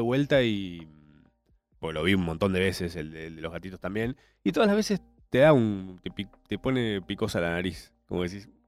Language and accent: Spanish; Argentina; somos argentinos.